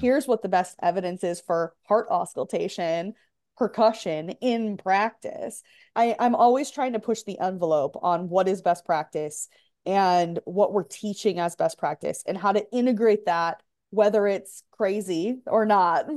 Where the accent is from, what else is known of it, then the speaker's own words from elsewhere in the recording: Michigan, United States; moved away as an adult; also born or lived in Grand Rapids, Michigan; now in Texas, United States; I'm from Michigan